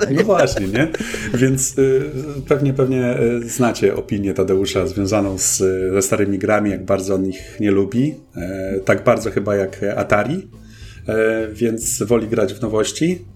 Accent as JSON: {"language": "Polish", "town": "Olsztyn", "region": "Warmian-Masurian Voivodeship", "country": "Poland", "tie": "born or raised there", "also_born_or_lived": "Toruń", "moved": "as an adult", "said": "pochodzę oryginalnie z Olsztyna i zaraz po maturze, no około wieku tak w wieku 19-20 pewnie lat wyjechałem e, ze swojego rodzinnego miasta."}